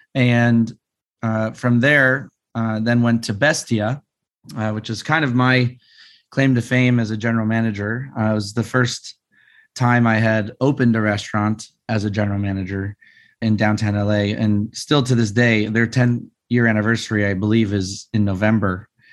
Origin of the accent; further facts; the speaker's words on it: Las Vegas, Nevada, United States; I grew up in Vegas